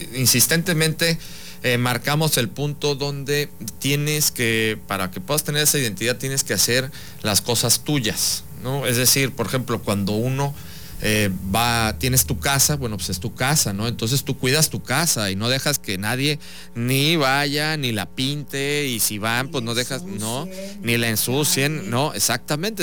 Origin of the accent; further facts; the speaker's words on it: Veracruz, Mexico; tener esta identidad como veracruzano nos lleva a querer mucho más nuestra ciudad, nuestro estado